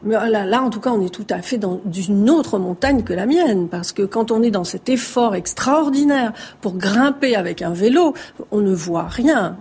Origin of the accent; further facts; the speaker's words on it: Marseille, Provence-Alpes-Côte d'Azur, France; j'ai grandi à Marseille et je suis d'origine méditerranéenne